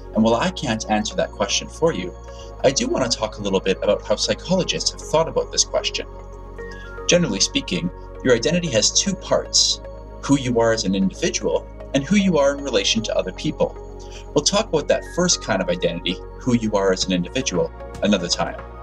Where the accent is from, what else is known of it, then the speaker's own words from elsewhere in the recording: Canada; Being Canadian